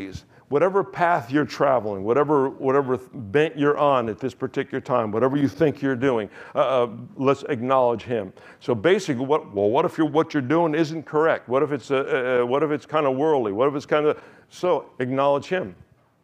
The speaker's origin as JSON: {"language": "English", "country": "United States", "accent": "American", "said": "my accent is still American"}